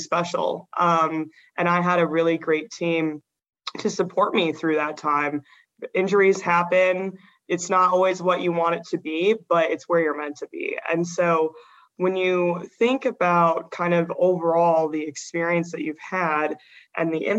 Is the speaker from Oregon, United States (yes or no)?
yes; Oregon, United States; moved away as an adult; growing up in Oregon, I was like, I want to leave Oregon.